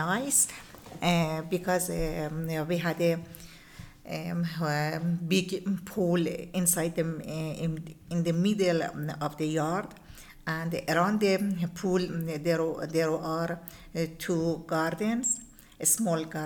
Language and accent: English; Qom, Qom Province, Iran; English is a second language; I was born in Qom, in my city in Qom. Mm-hmm. Qom is near in Tehran. And about 23 years, I lived in Qom.